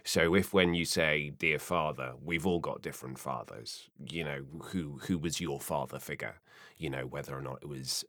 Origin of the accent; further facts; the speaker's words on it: South West England, United Kingdom; born there; My dad was from Bognor Regis. My mum was from Belfast. Apparently that seemed to accent what I was born in Somerset in the southwest of England, where they all speak like that. And therefore, for some reason, I've just come out relatively neutral.